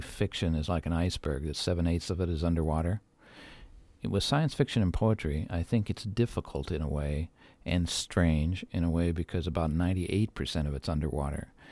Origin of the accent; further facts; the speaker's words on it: Midwest, United States; I grew up in the Midwest